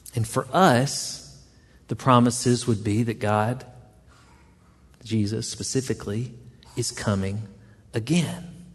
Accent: the South, United States; accent: southern; I was a bit southern and she chuckled at my accent.

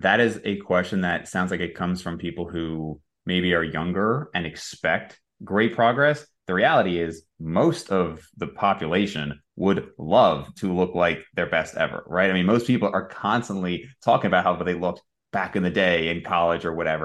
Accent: New Jersey, United States; moved away; I grew up in Jersey. I was there most of my life

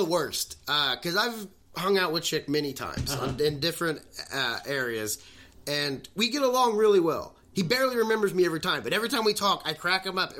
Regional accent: Indiana, United States; I grew up in Indiana

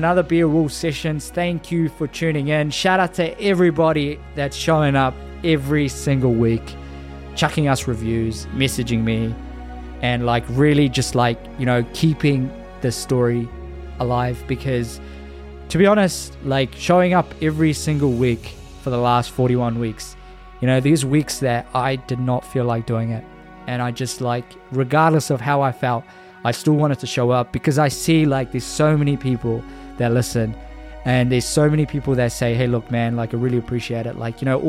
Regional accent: Fiji; moved away; Hopefully I'll be in Fiji, going to my hometown very soon

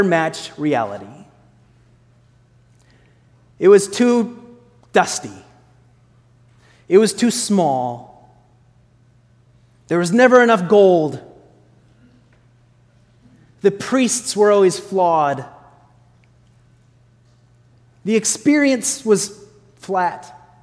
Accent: Sioux County, Iowa, United States; moved away; when I was a little kid growing up in Iowa

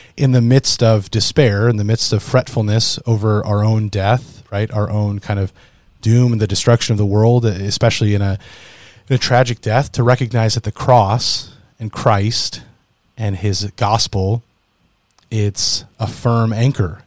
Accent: United States; especially as American citizens of the United States

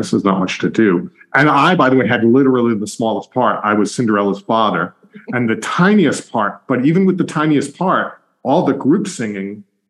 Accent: New York, United States; moved away as an adult; also born or lived in Boston; being a New Yorker. And although I lived in Boston for like 20 years and I'm back in New York

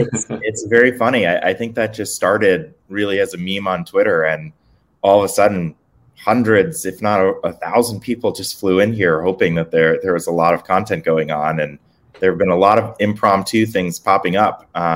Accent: East Coast, United States; also born or lived in San Francisco; now in Miami, United States; I grew up on the East Coast.

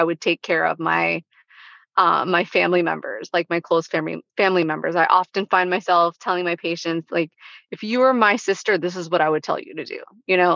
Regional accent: Spring Lake, North Carolina, United States; that was my hometown

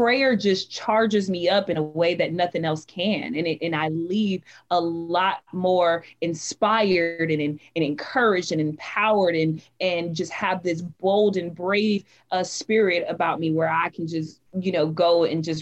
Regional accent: Las Vegas, Nevada, United States; moved away as an adult; now in Dallas, United States; I was born and raised in Las Vegas, Nevada. However, I moved to Texas, Dallas, Texas, to be exact, in 2016

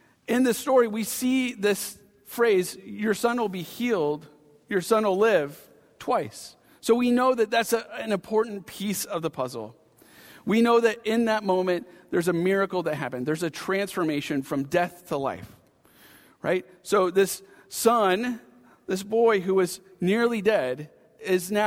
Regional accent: Pacific Northwest, Washington, United States; moved away; I had a home base of growing up in the Pacific Northwest. So I'm a Pacific Northwesterner at heart, a Washingtonian

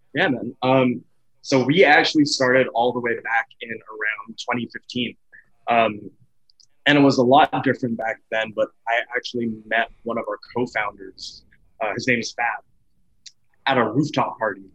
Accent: Edmonton, Alberta, Canada; I'm from, born and raised Edmonton, Alberta, Canada

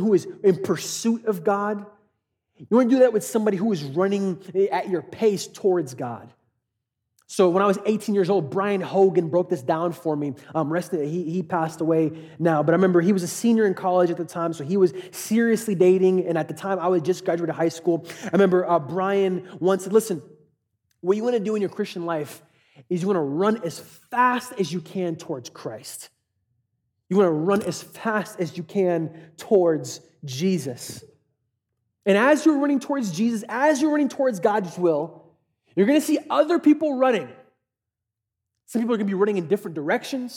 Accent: Katy, Texas, United States; I grew up in Katy

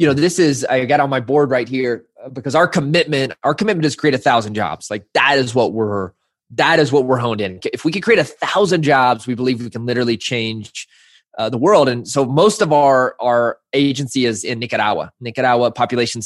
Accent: Arkansas, United States; growing up in the South in Arkansas

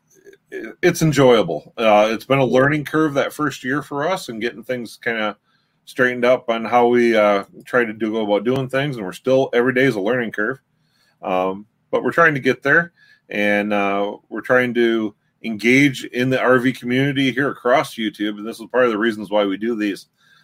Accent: Michigan, United States; we're from Michigan and we do a lot of content right here in our home state

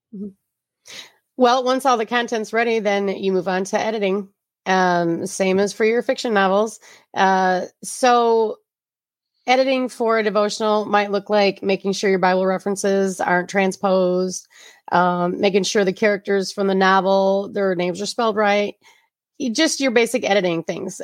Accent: Flint, Michigan, United States; I'm from the Flynn area, and G M is our mother source of income here.

